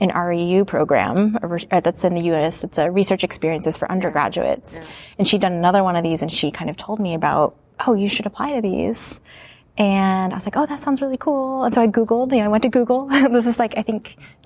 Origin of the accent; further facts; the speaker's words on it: Ohio, United States; moved away; I grew up in the Midwest in Ohio